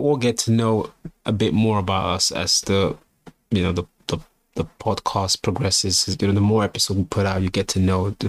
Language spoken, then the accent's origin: English; London, United Kingdom; also born or lived in Nigeria; Just like Nuria, grew up in South London, was born in Nigeria.